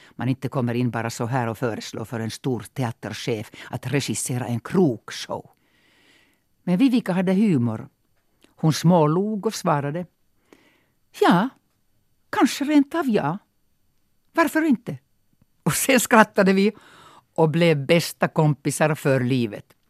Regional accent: Mikkeli, South Savo, Finland; first language Finnish; Swedish is a second language; now in Sweden; de allmänna folksaunorna i min hemstad. Det var en folkrörelse när jag var liten. 10-15 stycken bara i det lilla Mikkeli

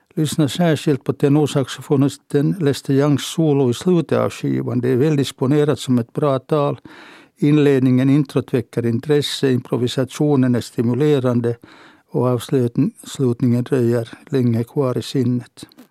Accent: Helsinki, Uusimaa, Finland; Jag föddes på kvinnokliniken i Helsingfors på våren 1938

